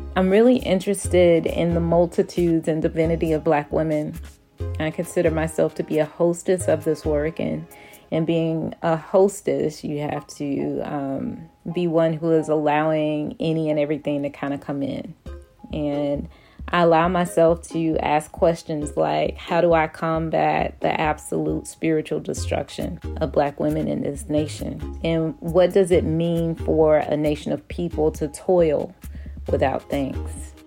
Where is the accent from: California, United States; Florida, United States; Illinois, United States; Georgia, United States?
Georgia, United States; Atlanta; I am actually from Atlanta. I am a Grady baby. My first steps were on Stewart Avenue